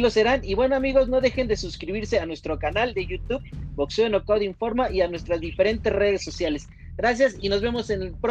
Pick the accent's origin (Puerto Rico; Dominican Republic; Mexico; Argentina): Puerto Rico; Yo soy boricua